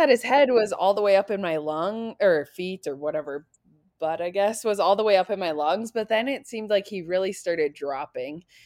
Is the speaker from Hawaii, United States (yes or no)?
no; North Dakota, United States; moved away as an adult; also born or lived in Nebraska; I grew up in North Dakota